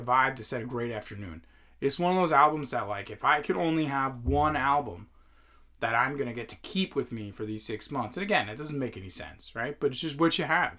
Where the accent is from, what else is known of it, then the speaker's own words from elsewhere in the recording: Northeast, United States; as a kid growing up in the Northeast